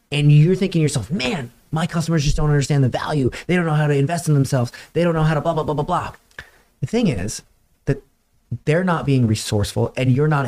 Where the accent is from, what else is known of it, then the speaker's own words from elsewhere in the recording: Florida, United States; Dude, I'm from Florida.